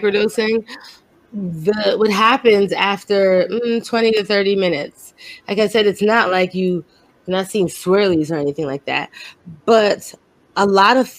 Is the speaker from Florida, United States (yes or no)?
no; New York City, New York, United States; moved away; I'm from Brooklyn